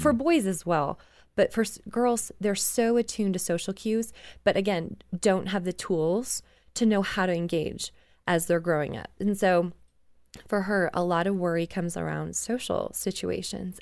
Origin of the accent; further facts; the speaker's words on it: Canada; and I grew up in Canada